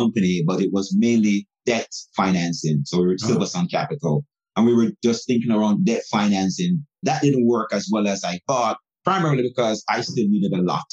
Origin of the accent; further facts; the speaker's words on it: Jamaica; now in United States; I'm actually from Jamaica. I was born in Jamaica.